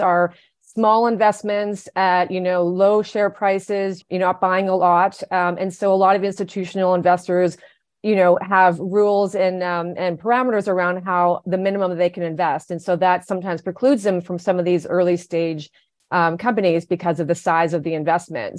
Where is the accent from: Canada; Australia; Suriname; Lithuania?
Canada; moved away as an adult; now in United States; I am Canadian, I've been living in the US for 10 years